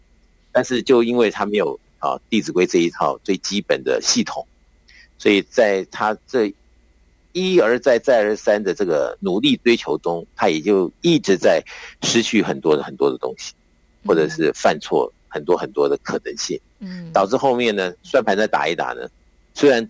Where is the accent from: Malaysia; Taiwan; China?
China; 那么我们中国人对不对？在讲的这些应对进退的这些礼节与否啊